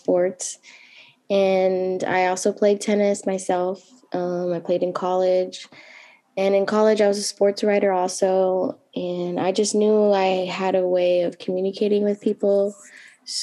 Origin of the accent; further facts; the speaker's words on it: California, United States; moved away as an adult; also born or lived in San Jose / New York; I relocated to Los Angeles for some personal reasons, but I'm here. This is my hometown, so I came back home